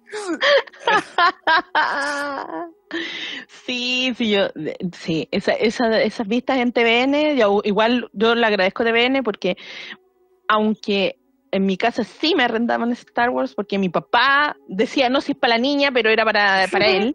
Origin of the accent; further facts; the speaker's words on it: Maipú, Santiago Metropolitan, Chile; moved away; yo era de Maipú en su momento